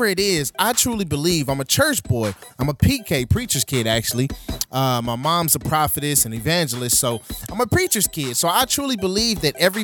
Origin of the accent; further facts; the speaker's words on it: St. Louis, Missouri, United States; St. Louis, Missouri, my hometown